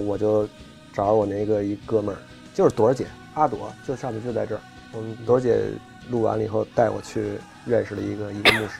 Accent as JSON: {"language": "Chinese", "country": "China", "said": "因为作为一个中国人，如果你要信一个宗教的话，你要不就基督教，要不就佛教，你肯定得选一个。"}